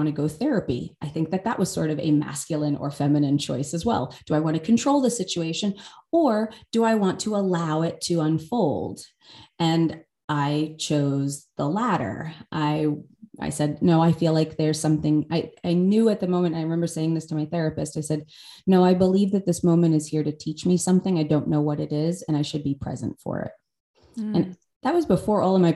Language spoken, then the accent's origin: English; United States; I grew up outside of New York City